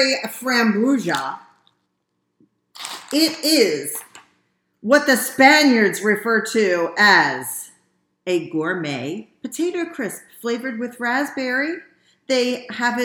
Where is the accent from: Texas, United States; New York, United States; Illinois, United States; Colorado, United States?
New York, United States; Utica; I'm from Utica